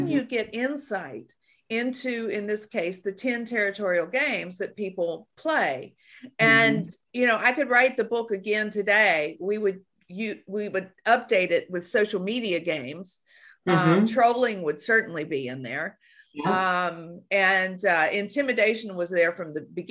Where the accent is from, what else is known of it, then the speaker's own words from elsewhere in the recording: Shreveport, Louisiana, United States; moved away as an adult; also born or lived in Australia; I'm from Shreveport, Louisiana. So I had a cultural, you know, cone of silence around about growing up in Shreveport, Louisiana